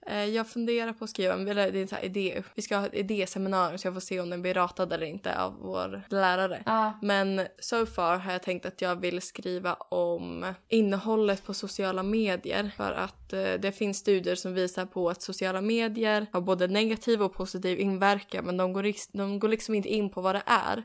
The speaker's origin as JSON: {"language": "Swedish", "country": "Sweden", "moved": "yes"}